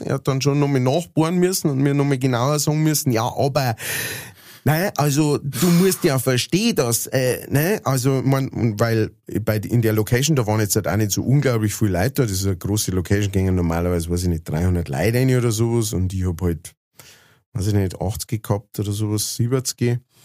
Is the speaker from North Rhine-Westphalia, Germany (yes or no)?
no; Lower Bavaria, Germany; accent: Lower Bavarian; ich äh, halt niederbayerisch singe